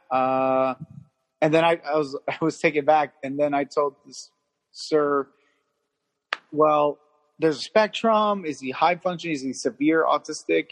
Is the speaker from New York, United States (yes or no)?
no; Hawthorne, California, United States; I'm from Hawthorne, California